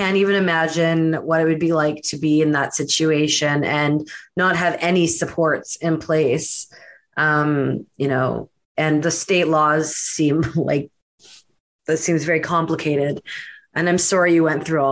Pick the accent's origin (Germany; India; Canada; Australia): Canada; accent: Canadian; my Canadian accent's like Emergeré